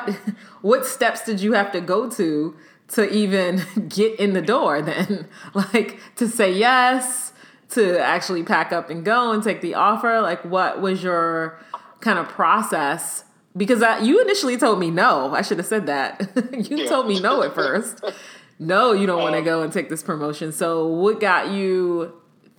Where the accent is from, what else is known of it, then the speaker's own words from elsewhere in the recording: Maryland, United States; moved away as an adult; also born or lived in Hampton, Virginia / Norfolk, Virginia; I'm from here. I'm from Maryland, where I am now